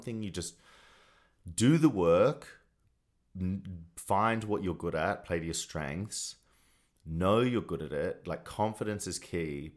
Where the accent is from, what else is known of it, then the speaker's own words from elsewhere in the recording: Australia; moved away as an adult; now in Los Angeles, United States; as a young gay boy in Australia.